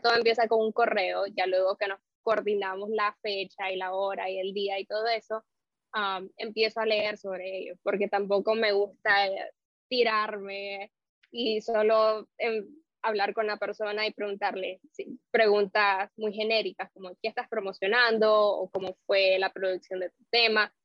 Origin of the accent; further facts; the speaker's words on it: Nicaragua; now in Miami, United States; yo soy de Nicaragua, pero curiosamente nicaragüense, y aquí en Miami, yo radico en Miami